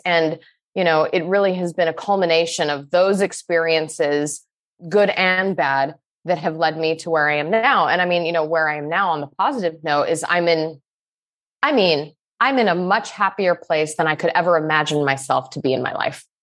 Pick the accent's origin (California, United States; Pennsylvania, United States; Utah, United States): Utah, United States; Salt Lake City; I grew up in Salt Lake City, Utah